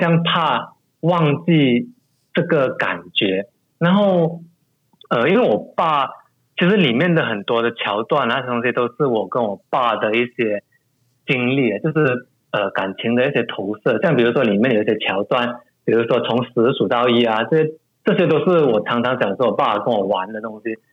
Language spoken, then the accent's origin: Chinese; Malaysia; 从小在马来家长大